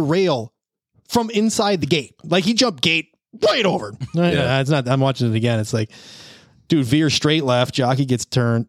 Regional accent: Milwaukee, Wisconsin, United States; I'm out of Milwaukee.

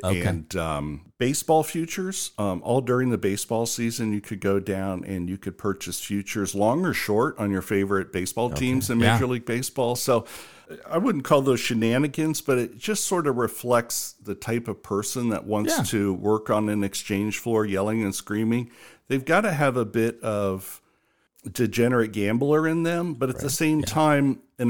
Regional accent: Ohio, United States; moved away; also born or lived in New York; knowing I was from Ohio

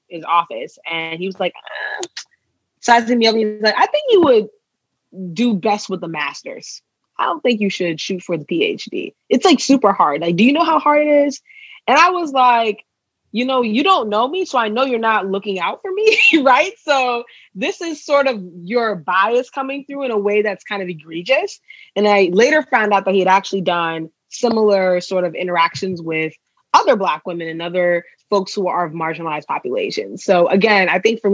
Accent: Ghana; moved away; also born or lived in Maryland, United States; I'm from Ghana

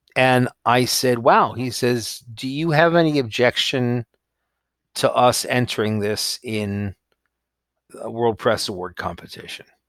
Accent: New York, United States; moved away as an adult; also born or lived in Los Angeles, United States / Texas, United States; I grew up in New York, but I had to live in L

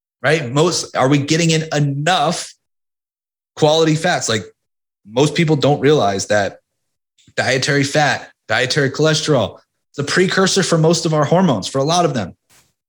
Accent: Philadelphia, Pennsylvania, United States; you always root against Boston as a Philadelphian

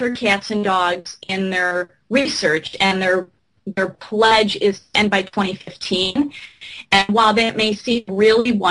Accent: Michigan, United States; my home state of Michigan

